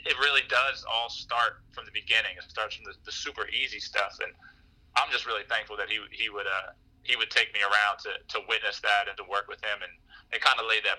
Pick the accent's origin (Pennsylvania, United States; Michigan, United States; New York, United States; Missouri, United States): Pennsylvania, United States; Harrisburg; also born or lived in Philadelphia; born and raised in Harrisburg, Pennsylvania